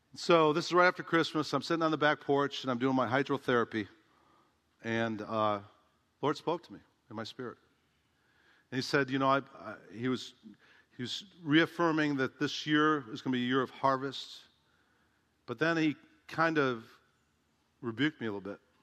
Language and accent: English; Chicago, Illinois, United States; I grew up in Chicago